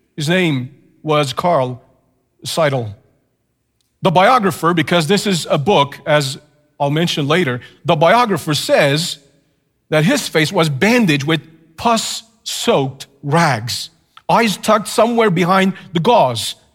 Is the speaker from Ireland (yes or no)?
no; Canada; as a Canadian, of course, just temporarily in the States